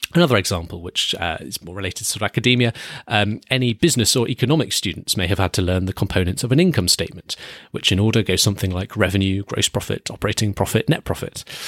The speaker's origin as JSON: {"language": "English", "country": "United Kingdom", "said": "I'm British."}